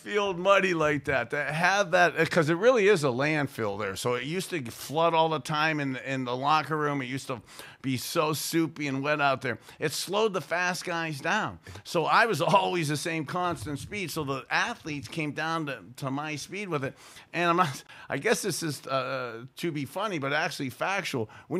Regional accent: Youngstown, Ohio, United States; As a little boy growing up in Youngstown, to have been able to go to Cleveland Municipal Stadium as a junior high school guy

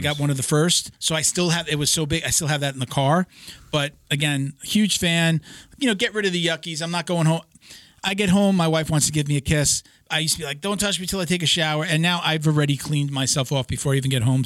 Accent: New York, United States; I'm from New York

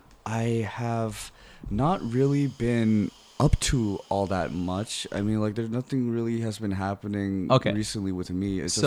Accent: East Coast, United States; I am from the East Coast, and I stick by it. I don't care.

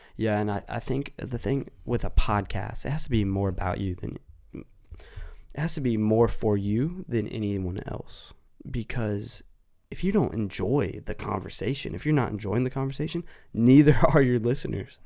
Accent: United States; being an American

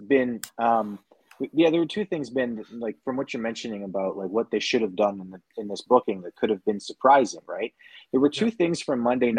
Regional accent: Canada; being the Canadian guy

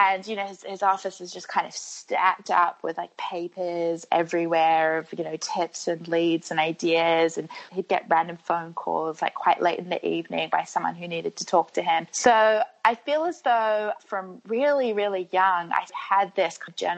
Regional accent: Wellington, New Zealand; moved away as an adult; also born or lived in Sydney; I was actually born here in Wellington, probably like 10 minutes away from where I'm sitting now

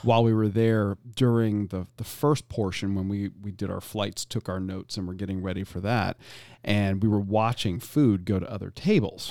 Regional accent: Florida, United States; I'm born and raised in Florida

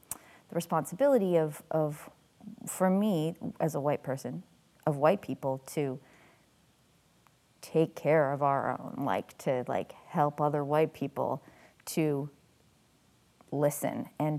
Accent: Canada; as a Canadian white person

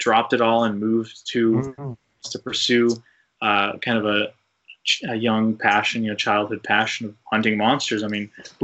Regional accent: New England, United States; I grew up in New England

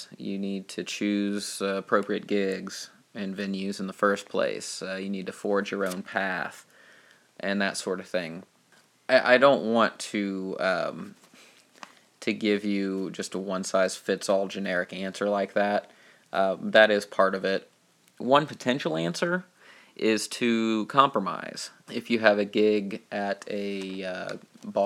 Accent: Dayton, Ohio, United States; here in Dayton

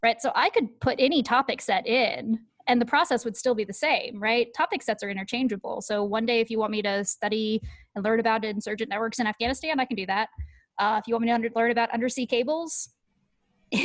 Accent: Seattle, Washington, United States; moved away as an adult; also born or lived in Dover, Delaware; I'm from Seattle

